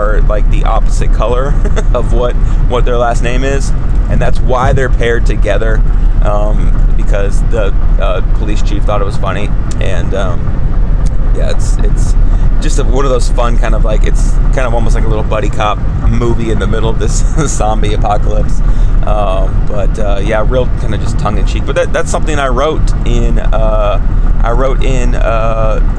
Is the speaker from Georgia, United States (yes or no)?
yes; Savannah, Georgia, United States; a boy growing up in Savannah, Georgia